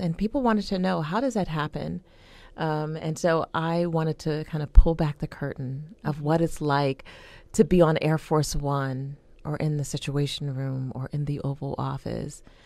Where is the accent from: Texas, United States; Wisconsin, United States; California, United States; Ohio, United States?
Ohio, United States; Youngstown; I grew up in Youngstown, Ohio